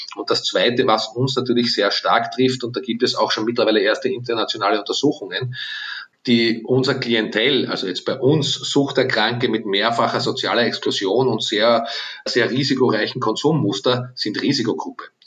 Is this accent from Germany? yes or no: no; Austria; was ich uns allen als Österreicher und Österreicherinnen wünsche